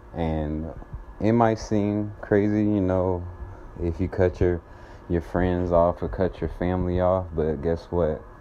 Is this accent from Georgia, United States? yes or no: yes; Atlanta, Georgia, United States; I am from Atlanta, Georgia